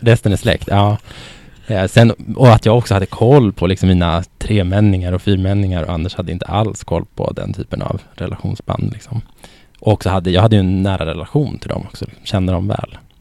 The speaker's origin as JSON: {"language": "Swedish", "area": "Norrland", "region": "Västerbotten County", "country": "Sweden", "tie": "born or raised there", "moved": "as an adult", "lives_now": "Stockholm, Sweden", "said": "jag är ju född och uppvuxen i eh, Västerbotten i mm. Norrland"}